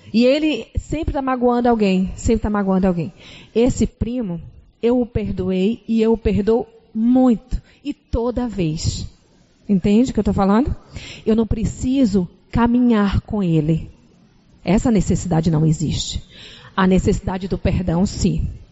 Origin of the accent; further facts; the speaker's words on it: Salvador, Bahia, Brazil; moved away; Vocês estão percebendo nosso sotaque, né? Nós somos de Salvador.